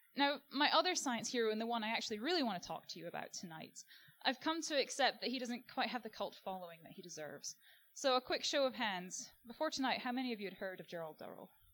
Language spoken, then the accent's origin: English; Scotland, United Kingdom; moved away as an adult; now in Australia; growing up in Scotland on a diet of Attenborough